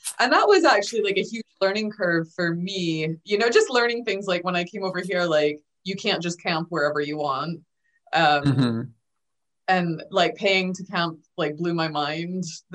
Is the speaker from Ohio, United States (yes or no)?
no; Alaska, United States; moved away as an adult; now in Scotland, United Kingdom; I'm originally from Alaska, and long story short, I was raised by, and they will take umbrage with this, but it's absolutely true, total hippies. Spent most of my life in a van.